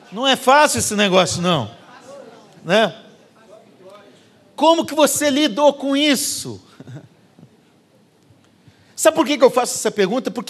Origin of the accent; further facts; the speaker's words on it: Curitiba, Paraná, Brazil; Eu vindo lá falando porta, torto, que eu sou de Curitiba, né? Agora eu já nem sei como que eu falo, porque aqui todo mundo acha que eu falo como fala lá.